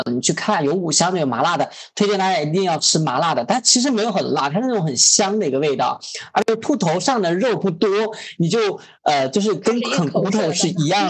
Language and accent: Chinese; Sichuan, China; now in Guangdong, China; 我是四川人啊